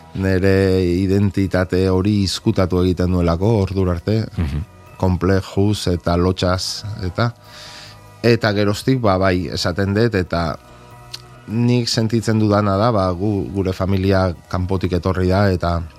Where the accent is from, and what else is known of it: Basque Country, Spain; Basque is a second language